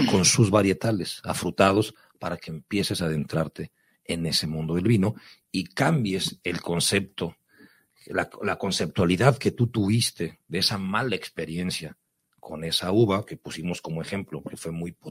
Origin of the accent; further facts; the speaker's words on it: Ensenada, Baja California, Mexico; si es de mi tierra, pues qué tanto mejor, si es de Ensenada